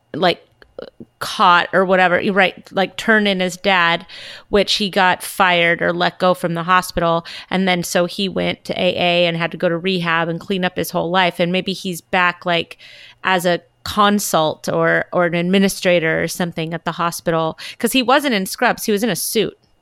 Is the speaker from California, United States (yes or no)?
yes; California, United States; I'm from California